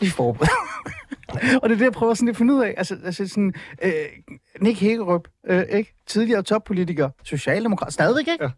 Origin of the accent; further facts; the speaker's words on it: Iran; Danish is a second language; now in Denmark; jeg er flygtning fra Iran